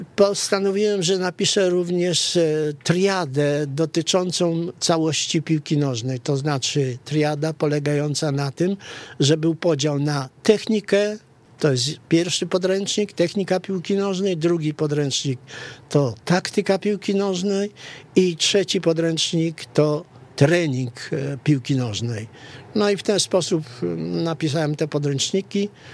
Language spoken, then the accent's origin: Polish; Rzeszów, Subcarpathian Voivodeship, Poland; also born or lived in Kresy (Eastern Borderlands); wychowałem się w Rzeszowie